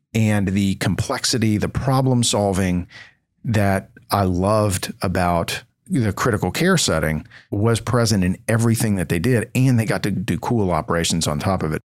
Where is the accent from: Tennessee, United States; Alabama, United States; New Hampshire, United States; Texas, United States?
Tennessee, United States; Knoxville; also born or lived in Stanford / Washington, D.C. / Houston; coming back to my home town of Knoxville, Tennessee